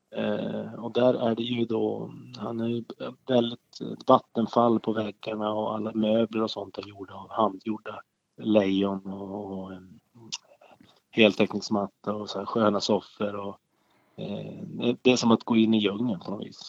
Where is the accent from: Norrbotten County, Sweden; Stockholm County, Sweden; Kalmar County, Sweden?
Norrbotten County, Sweden; Boden; now in Skellefteå, Sweden; min uppväxt uppe i Boden och inbyn där jag kommer ifrån